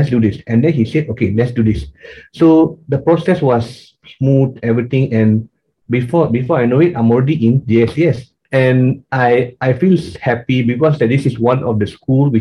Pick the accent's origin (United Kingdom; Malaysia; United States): Malaysia; growing up in Malaysia, being an Indian here, we are Indians are minority here